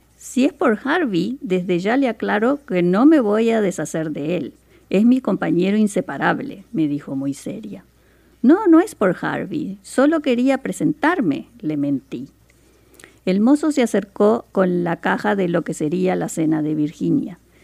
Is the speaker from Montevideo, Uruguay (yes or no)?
yes; Montevideo, Uruguay; now in Seattle, United States; yo soy de Montevideo, Uruguay, en Sudamérica.